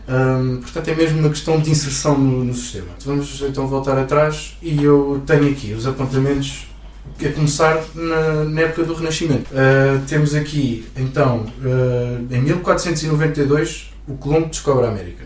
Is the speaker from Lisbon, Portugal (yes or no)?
no; Santarém, Santarém District, Portugal; venho de Santarém